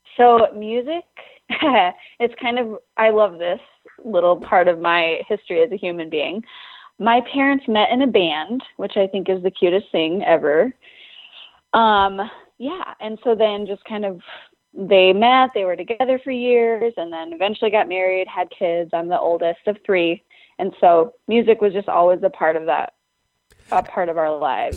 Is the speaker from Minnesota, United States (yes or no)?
yes; Lake Washburn, northern Minnesota, United States; It's the lake I grew up on and the lake that is just like outside the window from me right now, which is called Lake Washburn